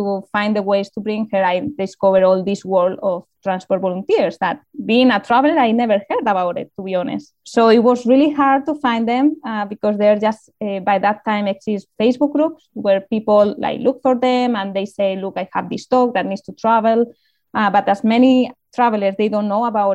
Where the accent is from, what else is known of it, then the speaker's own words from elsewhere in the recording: Community of Madrid, Spain; I'm from Madrid, but I wasn't living in the capital, so it was a bit outside.